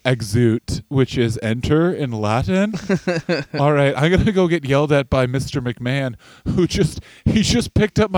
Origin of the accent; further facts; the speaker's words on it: Canada; now in United States; I'm a Canadian guy, but I'm in America